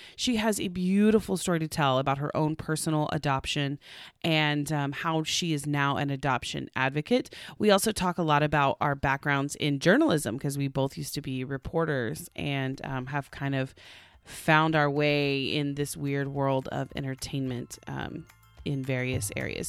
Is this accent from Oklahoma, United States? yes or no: yes; Tulsa, Oklahoma, United States; I'm the entertainment reporter for, um, the N B C station in my hometown.